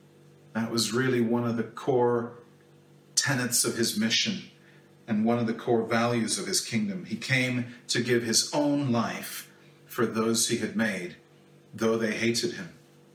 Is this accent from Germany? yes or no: no; Kenya; I grew up in Kenya in a family with seven children.